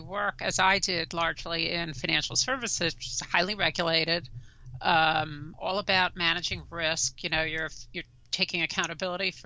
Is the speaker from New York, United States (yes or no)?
yes; New York City, New York, United States; accent: New York; also born or lived in New Jersey; I'm a native New Yorker. You probably tell from my accent, born and raised in Brooklyn